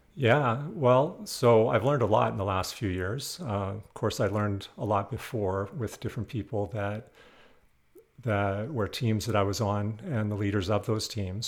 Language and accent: English; Western Canada, Canada; moved away; I'm originally from Western Canada